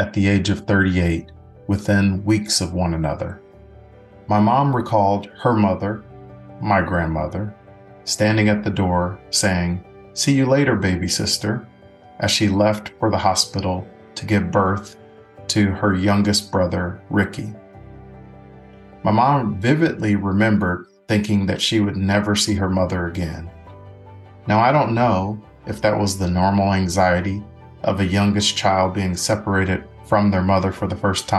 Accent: East St. Louis, Illinois, United States; moved away; I was that boy from East St. Louis

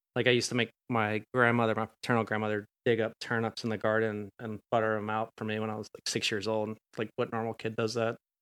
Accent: Atlanta, Georgia, United States; I'm from Atlanta

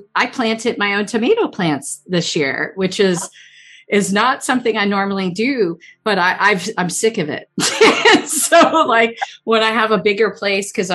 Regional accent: Chester County, Pennsylvania, United States; When I was a little kid, I grew up in Chester County. And I'm still in Chester County

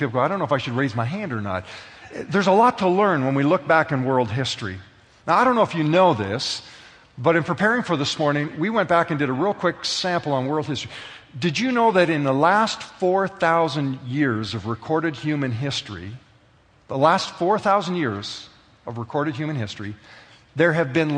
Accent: Canada; being a citizen of Canada

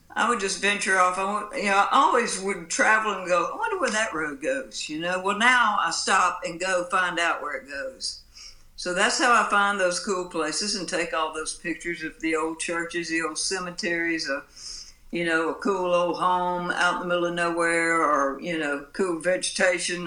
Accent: Pascagoula, Mississippi, United States; moved away as an adult; also born or lived in Jackson, Mississippi; I was born down here on the Mississippi coast in Pascagoula

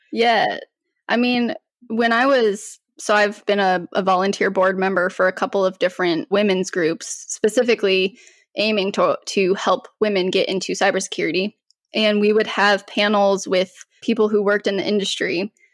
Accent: Colorado, United States; moved away as an adult; now in North Carolina, United States; I'm originally from Colorado, so moved to North Carolina

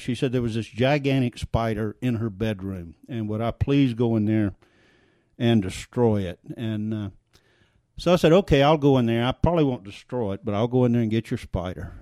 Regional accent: South Louisiana, United States; accent: Cajun French; moved away; I grew up in South Louisiana, and every time I go back to South Louisiana, if I'm there for any period of time, I come back and I'm speaking with this this Cajun French accent

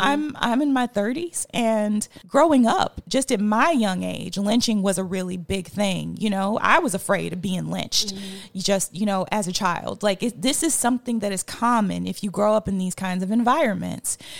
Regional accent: Mississippi, United States; as a Black woman who is born and raised in Mississippi

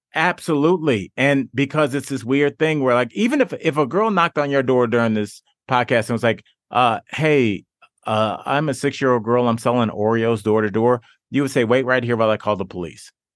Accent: Cleveland, Ohio, United States; that's where I'm from. I'm from Northeast Ohio, from Cleveland

